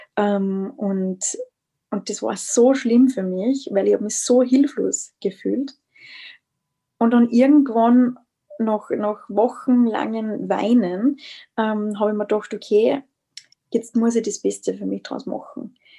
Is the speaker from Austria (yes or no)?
yes; Styria, Austria; moved away as an adult; now in Vienna, Austria; ich bin aus Österreich, aus der Steiermark, ähm, wohne mittlerweile in Wien seit März